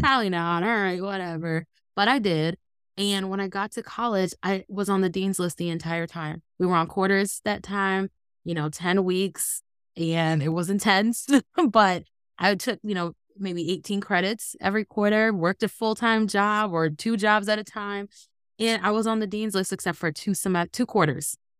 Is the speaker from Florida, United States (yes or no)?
no; Ohio, United States; also born or lived in Los Angeles, California; when I was nine, my grandfather got sick in Ohio